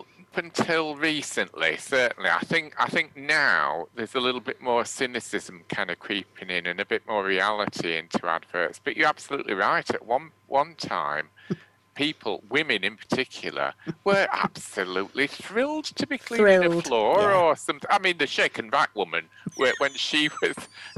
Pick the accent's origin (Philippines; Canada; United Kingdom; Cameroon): United Kingdom; England; accent: Northern; my Northern accent feels like it needs subtitles, particularly if we've done somewhere posh.